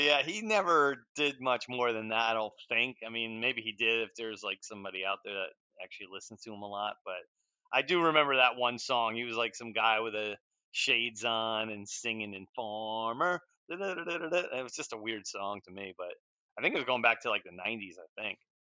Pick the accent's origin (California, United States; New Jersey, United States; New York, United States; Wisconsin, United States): New Jersey, United States; Edison; I grew up in Edison